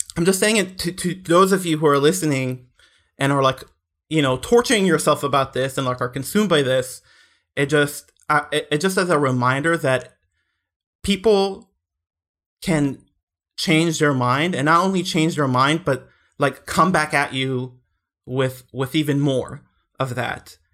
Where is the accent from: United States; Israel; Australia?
Israel; when I was growing up in Israel